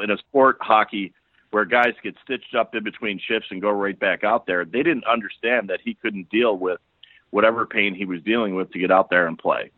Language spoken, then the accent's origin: English; Buffalo, New York, United States; moved away as an adult; also born or lived in Albany / Harrisburg, Pennsylvania / Philadelphia; as a young kid growing up in Buffalo